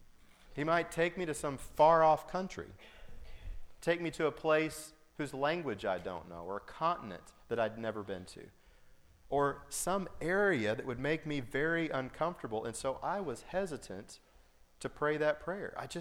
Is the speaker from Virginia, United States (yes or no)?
no; Colorado, United States; also born or lived in Altus, Oklahoma; I was born in Colorado on my parents' first mission, and I was raised later, middle school and high school, in Colorado